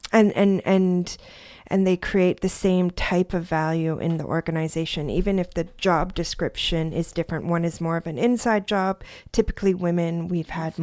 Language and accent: English; Parksville, British Columbia, Canada; also born or lived in Quebec; now in New Brunswick, Canada; I grew up in British Columbia